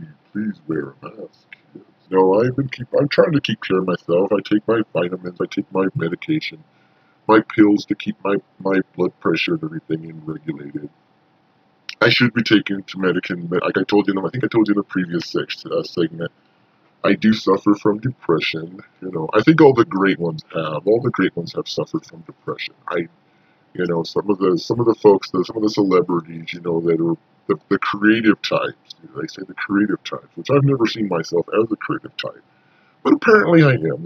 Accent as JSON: {"language": "English", "region": "Montana", "country": "United States", "also_born_or_lived": "southern Indiana", "moved": "yes", "said": "I'm originally from Montana"}